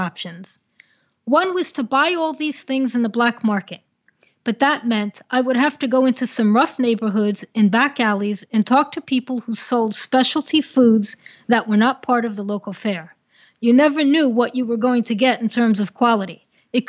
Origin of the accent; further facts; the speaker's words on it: New Jersey, United States; moved away as an adult; also born or lived in Colombia; I grew up in New Jersey